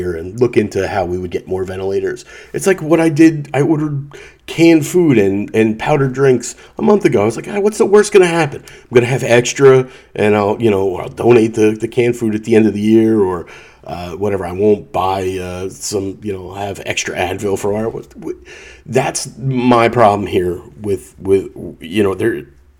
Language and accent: English; Atlantic City, New Jersey, United States; I grew up in Atlantic City